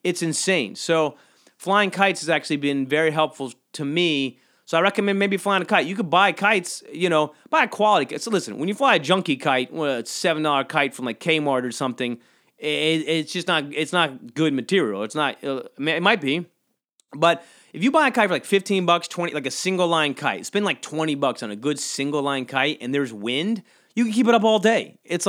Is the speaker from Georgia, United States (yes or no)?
yes; Georgia, United States; But I think I hated it growing up because I grew up in South Georgia.